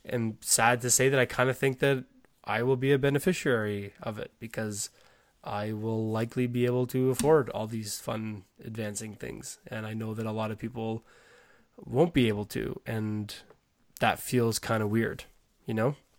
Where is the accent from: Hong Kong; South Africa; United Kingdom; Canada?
Canada; I'm Canadian